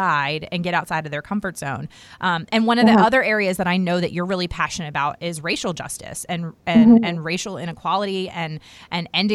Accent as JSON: {"language": "English", "country": "United States", "tie": "born or raised there", "said": "I grew up right outside of Washington, D.C."}